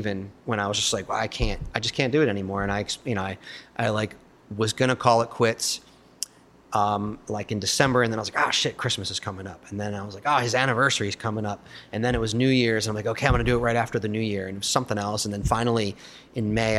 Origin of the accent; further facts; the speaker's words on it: Baltimore, Maryland, United States; My buddy Aaron, who I grew up with in Baltimore